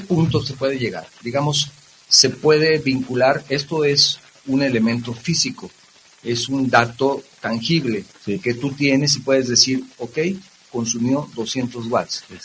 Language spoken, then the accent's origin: Spanish; Guadalajara, Jalisco, Mexico; los que somos tapatíos